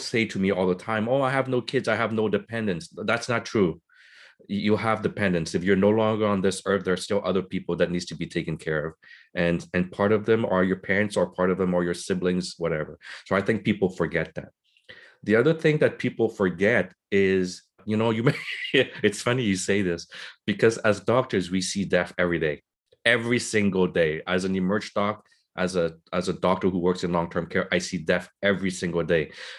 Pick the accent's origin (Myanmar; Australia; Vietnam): Vietnam; moved away; I'm a part of the generation of the boat people. We came from Vietnam. We had nothing. My parents came with nothing.